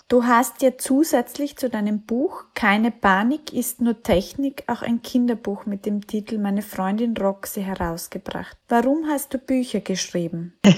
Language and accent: German; Austria; Ich komme aus einem kleinen Dorf in Österreich